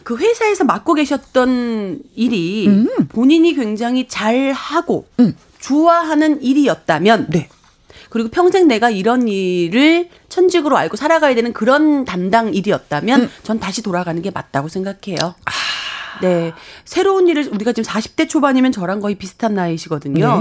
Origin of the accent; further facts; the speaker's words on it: Hongcheon, Gangwon, South Korea; 저도 홍천이 고향입니다.